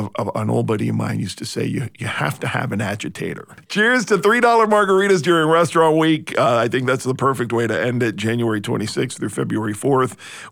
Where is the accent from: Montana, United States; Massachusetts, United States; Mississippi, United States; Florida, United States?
Florida, United States; Miami; now in Savannah, United States; I'm from Miami, which is kind of halfway to Europe.